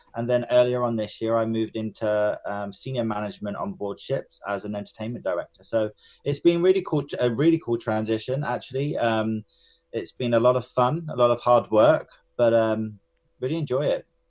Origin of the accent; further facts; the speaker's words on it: Enfield, London, United Kingdom; I was born and raised in Enfield, which is in North London.